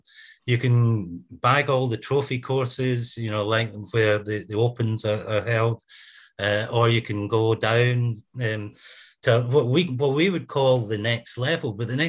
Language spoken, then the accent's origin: English; Scotland, United Kingdom